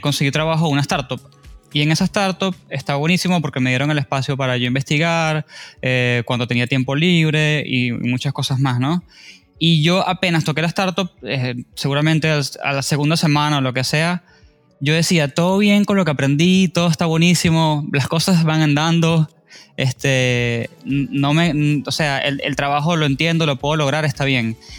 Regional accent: Venezuela; now in Argentina; soy venezolano

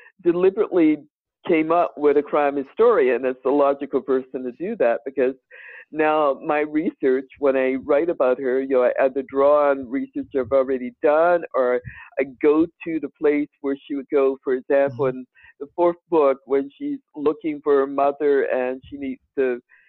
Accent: Danville, Virginia, United States; now in Albany, United States; Danville, Virginia, my hometown

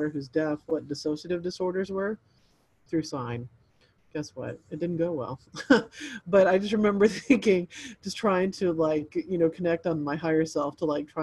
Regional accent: El Paso, Texas, United States; moved away; I grew up in El Paso

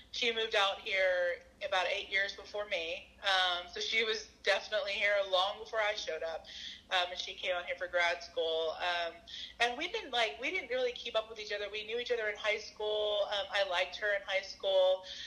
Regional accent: the South, United States; moved away; I'm from the South

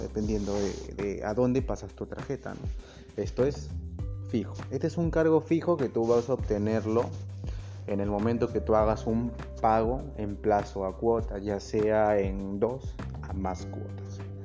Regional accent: Peru; yo soy de Perú

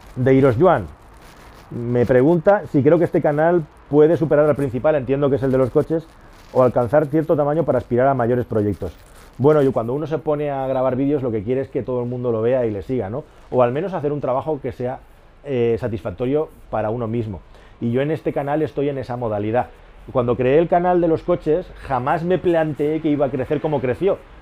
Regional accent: Catalonia, Spain; moved away as an adult; also born or lived in Toledo / Madrid; Yo soy una de las pocas, no de las pocas, de las muchas personas privilegiadas de este país que es catalán y vive en Madrid

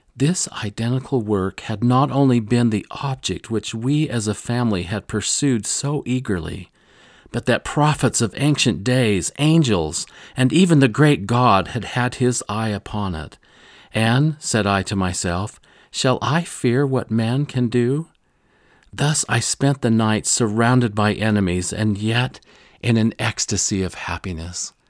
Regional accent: Rolla, Missouri, United States; I grew up in Missouri, in this area

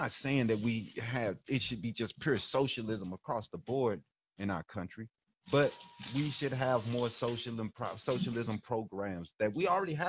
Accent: St. Louis, Missouri, United States; also born or lived in Illinois; now in Phoenix, United States; I'm from St. Louis.

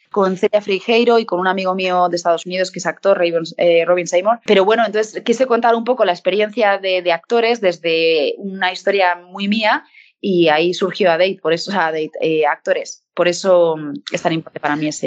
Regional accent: Bilbao, Basque Country, Spain; born there; now in Madrid, Spain; Yo nací en Bilbao, lo que pasa es que lo que me queda es el Athletic de Bilbao

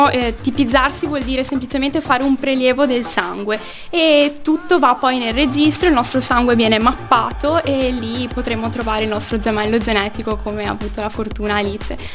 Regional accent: Rovigo, Veneto, Italy; sono di Rovigo

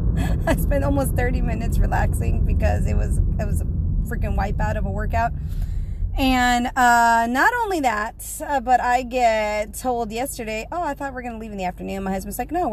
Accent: South Texas, United States; I am from South Texas

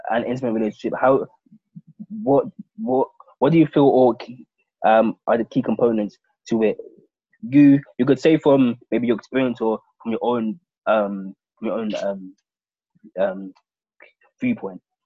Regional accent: London, United Kingdom; I was born and brought up in London

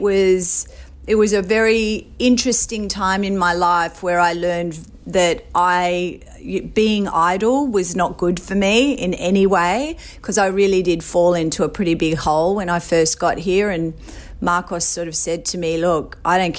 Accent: Sydney, New South Wales, Australia; moved away as an adult; also born or lived in Brooklyn; now in New York City, United States; I grew up in Sydney, Australia. I was raised on the Northern Beaches, beautiful place in the world. And I moved to New York City when I was 29.

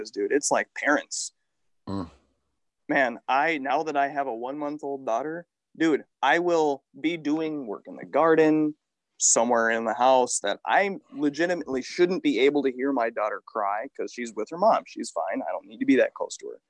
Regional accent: United States; I'm a native to the area

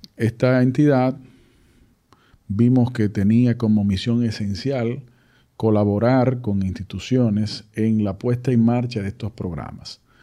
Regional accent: Dominican Republic; la realidad nuestra como sociedad dominicana

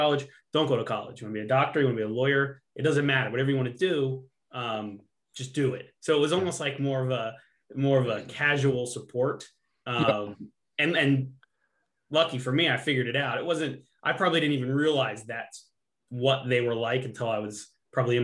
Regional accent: Middletown, Pennsylvania, United States; I'm from Middletown, Pennsylvania, okay, which is very, very close to the capital, Harrisburg

